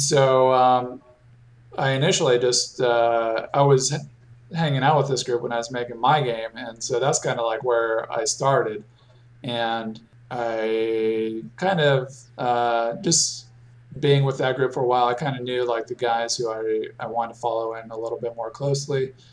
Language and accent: English; Raleigh, North Carolina, United States; my hometown of in Raleigh, North Carolina